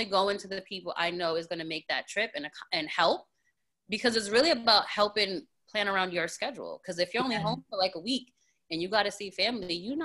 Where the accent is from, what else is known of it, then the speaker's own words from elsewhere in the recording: Rhode Island, United States; now in New Jersey, United States; I'm originally from Rhode Island